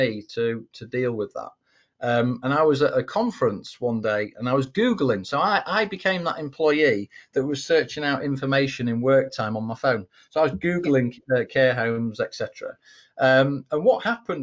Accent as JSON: {"language": "English", "region": "England", "country": "United Kingdom", "said": "I'm an Englishman"}